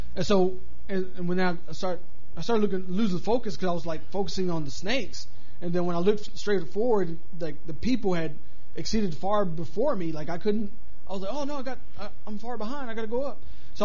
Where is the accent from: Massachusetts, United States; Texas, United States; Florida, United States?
Texas, United States; Levelland; moved away; back in my hometown where I'm from.